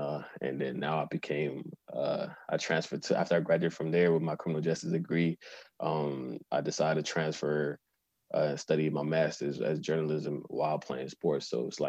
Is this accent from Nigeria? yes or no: yes; Nigeria; moved away as an adult; now in Canada; So after that, after I graduated from high school in Nigeria, I moved to Canada and decided I wanted to be an athlete.